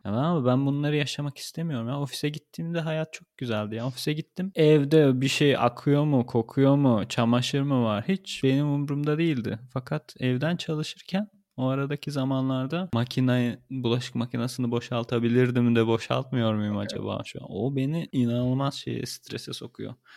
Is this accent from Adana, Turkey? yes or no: yes; Adana, Turkey; moved away as an adult; also born or lived in Ankara, Turkey; now in Berlin, Germany; Ankara'da yaşıyordum da Adanalıyım diyorum.